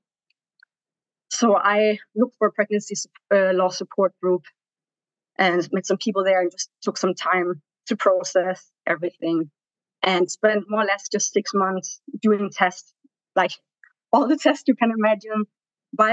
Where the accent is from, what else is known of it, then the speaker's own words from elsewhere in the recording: Denmark; moved away as an adult; also born or lived in Tanzania; now in New York, United States; I'm from Denmark. I came to New York around 5 years ago with my husband